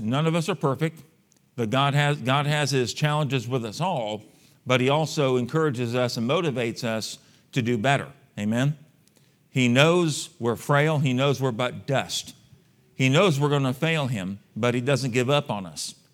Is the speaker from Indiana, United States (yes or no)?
no; San Antonio, Texas, United States; I was born and raised in San Antonio, Texas